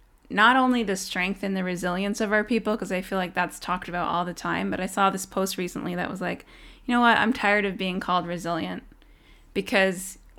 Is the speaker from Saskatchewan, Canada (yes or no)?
no; Tyendinaga, Ontario, Canada; I'm actually from Tyendinaga. I'm an Indigenous woman. This is where my family's from.